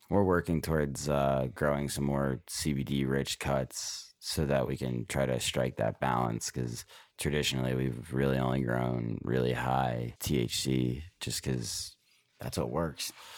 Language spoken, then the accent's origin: English; Philadelphia, Pennsylvania, United States; now in California, United States